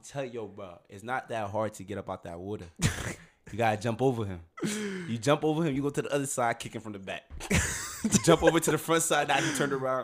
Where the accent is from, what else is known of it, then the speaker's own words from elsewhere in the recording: Orange, New Jersey, United States; I'm from Orange